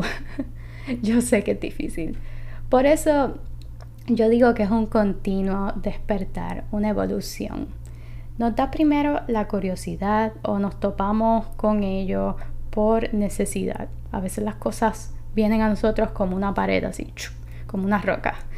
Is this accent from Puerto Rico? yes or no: yes; Puerto Rico; soy de Puerto Rico